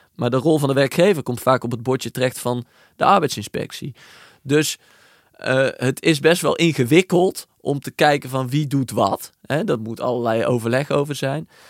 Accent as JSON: {"language": "Dutch", "country": "Netherlands"}